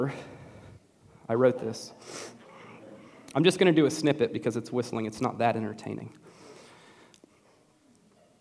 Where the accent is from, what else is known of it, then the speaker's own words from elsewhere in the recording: Nashville, Tennessee, United States; now in Bridgewater, United States; I grew up in Nashville